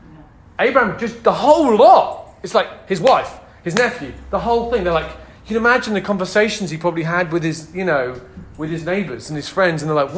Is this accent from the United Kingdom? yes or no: yes; United Kingdom; moved away as an adult; As British people who have left the UK, and we love it here